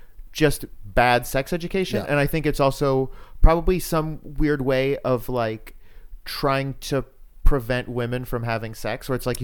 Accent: Florida, United States; because I'm from Florida

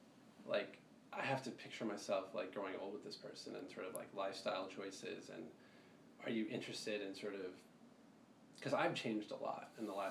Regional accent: India; because it's like Eastern culture, I'm Indian

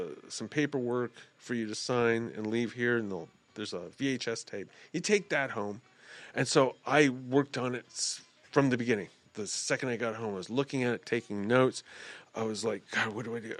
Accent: New York City, New York, United States; moved away; I'm originally from Brooklyn, New York

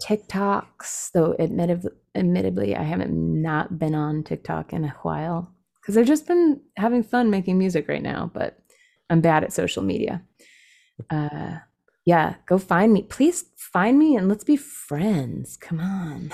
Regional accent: California, United States; also born or lived in San Francisco; being a Californian

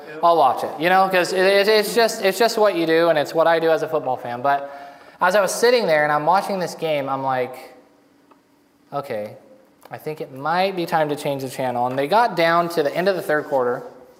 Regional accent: Texas, United States; I'm from Texas, and I am a huge Cowboys fan.

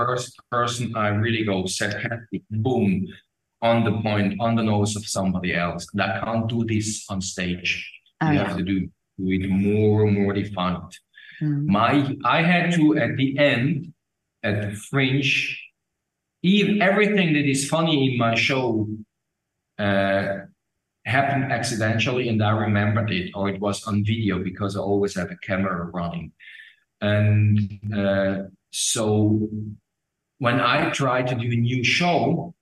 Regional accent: Switzerland; accent: Swiss; first language Swiss German; English is a second language; now in Germany; I'm from Switzerland. I live in Germany

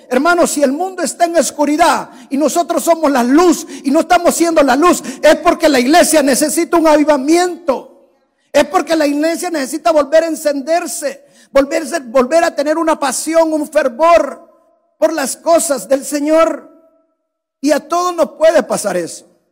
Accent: El Salvador; moved away; En mi país hay un valle que es el valle de jiboa es un valle precioso.

